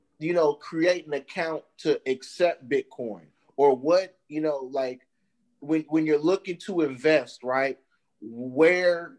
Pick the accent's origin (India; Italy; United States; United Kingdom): United States; Berkeley, California; I actually grew up low income in Berkeley